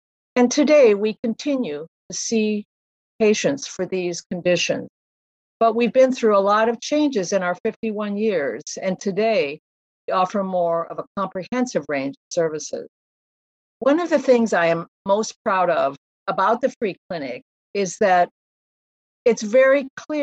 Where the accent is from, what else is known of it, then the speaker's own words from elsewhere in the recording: Ames, Iowa, United States; also born or lived in New York City; now in Iowa City, United States; I grew up in Ames, I moved to New York City right after college